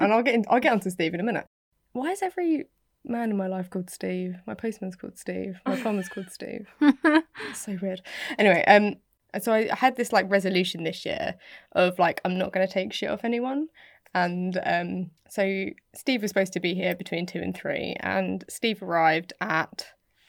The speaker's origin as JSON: {"language": "English", "country": "United Kingdom", "said": "I'm British."}